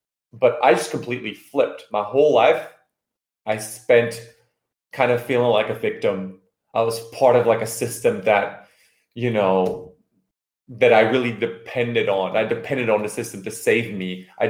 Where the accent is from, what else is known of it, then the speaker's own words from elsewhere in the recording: California, United States; moved away as an adult; now in Belgium; I was born here in Belgium in Europe, but I grew up, you know, I moved to California as a kid when I was like 7 or 8 years old